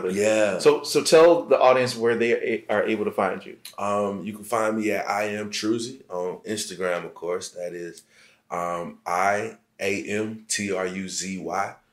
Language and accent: English; Central Savannah River Area, United States; For like my um, Central Savannah River area, CSRA, Aiken, South Carolina, Augusta, Georgia, and all mm-hmm. those surrounding like cities.